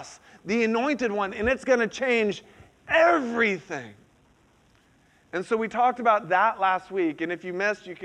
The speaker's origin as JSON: {"language": "English", "region": "Central Florida", "country": "United States", "moved": "yes", "said": "I'm from Central Florida originally"}